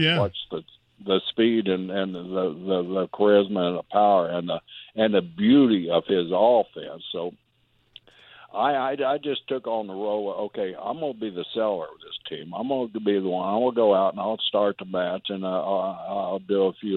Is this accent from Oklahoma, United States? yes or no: yes; Oklahoma, United States; I grew up in Oklahoma, a little country boy.